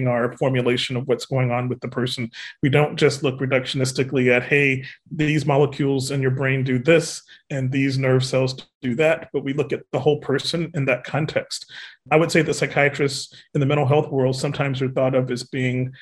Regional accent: Alabama, United States; I'm a Southerner. I'm from Alabama, and I'm proud of it

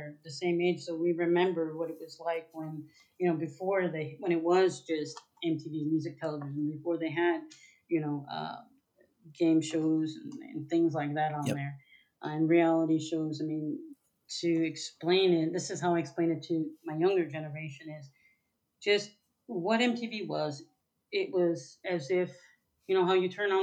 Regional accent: Minneapolis, Minnesota, United States; I'm from the principality, so that's where Prince is from

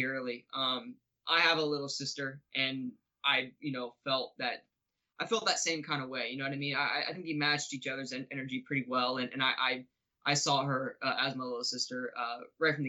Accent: the South, United States; I'm from the South

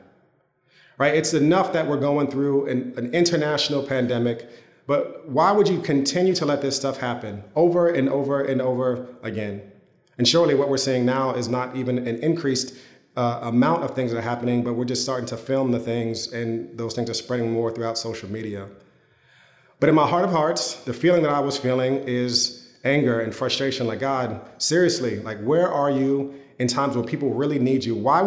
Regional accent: United States; as an American Christian

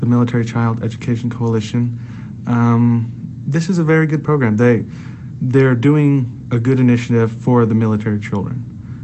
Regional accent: Lawton, Oklahoma, United States; eventually become mayor of Lawton, Oklahoma, which is my hometown, governor of Oklahoma, and then state senate.

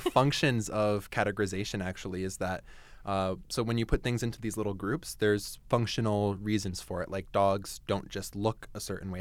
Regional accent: New Jersey, United States; moved away as an adult; also born or lived in Ohio; now in Canada; I grew up in Jersey

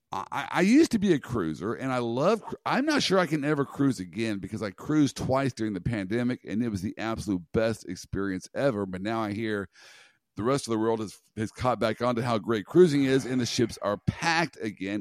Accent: Kansas, United States; I'm from Kansas. I got roots in Nebraska.

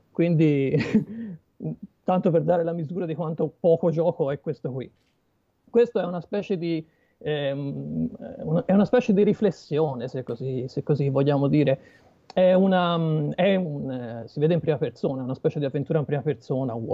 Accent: Pistoia, Tuscany, Italy; Eh, Pistoia.

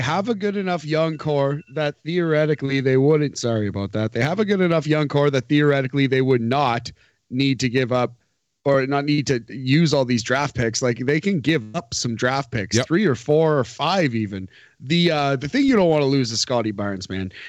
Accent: New Jersey, United States; I'm from New Jersey

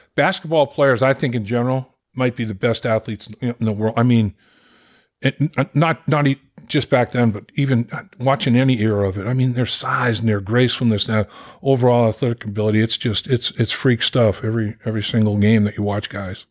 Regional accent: Boston, Massachusetts, United States; I'm from Boston

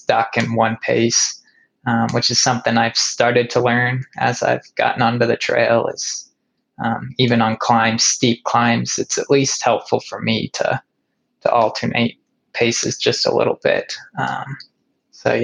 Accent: Kansas, United States; I came from Kansas, you know, downhills are going to be the worst for me.

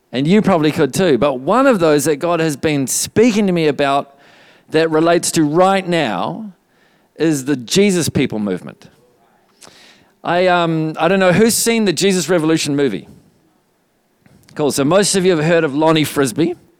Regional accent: New Zealand; also born or lived in Redding, California, United States; just before we moved back to New Zealand from Redding, California. We lived there for two years

